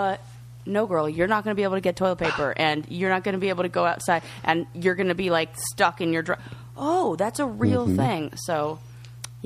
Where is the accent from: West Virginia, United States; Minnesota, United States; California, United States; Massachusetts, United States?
California, United States; moved away as an adult; I'm from California